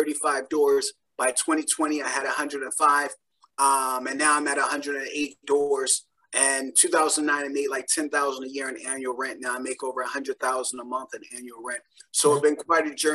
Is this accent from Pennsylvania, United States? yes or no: yes; Philadelphia, Pennsylvania, United States; I grew up in Philadelphia with 6 siblings and a single parent household